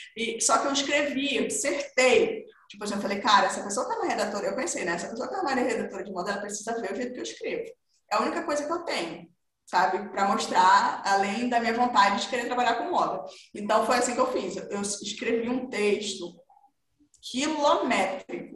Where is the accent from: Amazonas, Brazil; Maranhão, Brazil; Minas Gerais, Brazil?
Amazonas, Brazil; Manaus; eu sou do norte, eu nasci em Manaus, no interior de Manaus ali